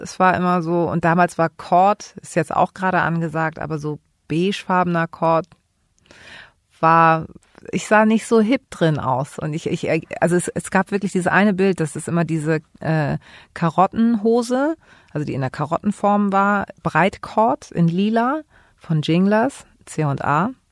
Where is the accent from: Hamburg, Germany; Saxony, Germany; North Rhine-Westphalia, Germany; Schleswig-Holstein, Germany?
Hamburg, Germany; Ich bin hier in Hamburg geboren